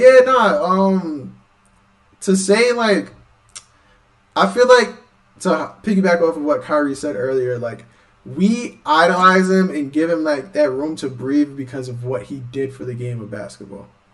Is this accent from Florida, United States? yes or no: no; New York, United States; I'm from New York